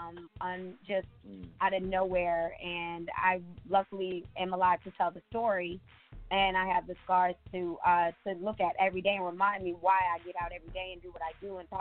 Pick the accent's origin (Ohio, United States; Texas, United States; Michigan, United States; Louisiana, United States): Michigan, United States; moved away; I'm from Michigan, so of course I have to go back there and help my people too